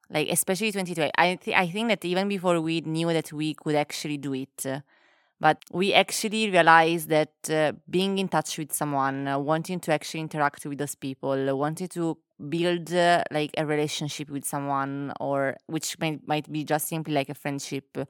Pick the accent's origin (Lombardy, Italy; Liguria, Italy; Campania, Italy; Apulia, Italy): Campania, Italy; Naples; moved away; also born or lived in England / Milan; when I was growing up, and then I moved from Naples, and I went to other places like England or Milan